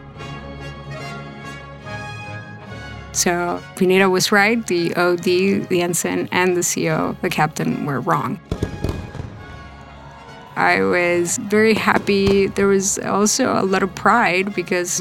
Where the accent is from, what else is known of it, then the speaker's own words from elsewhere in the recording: Lima, Peru; moved away as an adult; also born or lived in Elizabeth, New Jersey; now in United States; I grew up in Lima, Peru. I lived there until I was 18. At 18, I moved to the States.